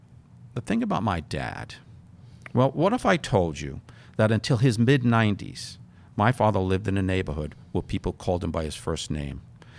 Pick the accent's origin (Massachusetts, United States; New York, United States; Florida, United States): New York, United States; New York City; I grew up in New York City.